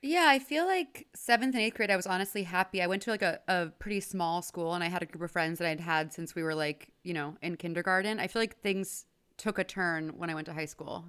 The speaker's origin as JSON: {"language": "English", "town": "Houston", "region": "Texas", "country": "United States", "tie": "born or raised there", "said": "I grew up in Houston, Texas."}